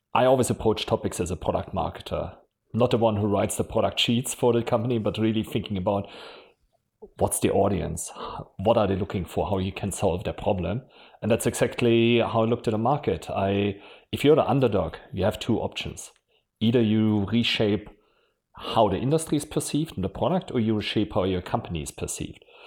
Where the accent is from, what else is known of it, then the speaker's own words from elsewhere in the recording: Germany; accent: German; English is a second language; moved away as an adult; also born or lived in Switzerland / London / Mountain View / Japan; You probably can still hear from my accent. I'm German